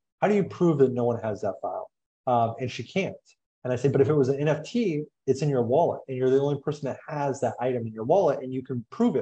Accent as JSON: {"language": "English", "country": "United States", "said": "I'm American"}